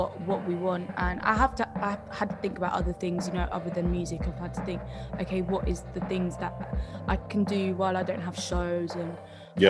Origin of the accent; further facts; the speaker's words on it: United Kingdom; now in London, United Kingdom; we're British